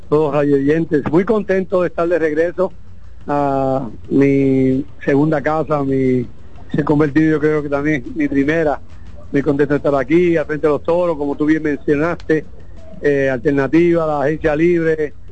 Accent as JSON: {"language": "Spanish", "country": "Puerto Rico", "moved": "yes", "said": "yo soy boricua, un país que a veces empieza rivalidad."}